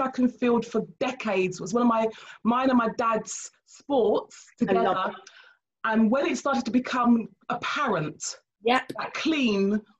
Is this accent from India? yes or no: no; Nigeria; You know, I'm Nigerian